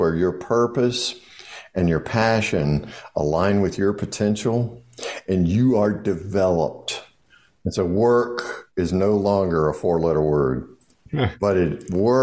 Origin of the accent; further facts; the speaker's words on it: the South, United States; I'm from the South.